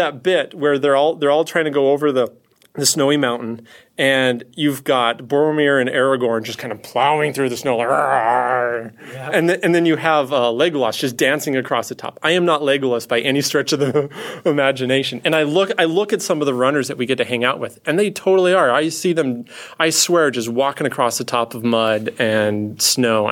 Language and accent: English; Scot, Scotland, United Kingdom; I am a Scot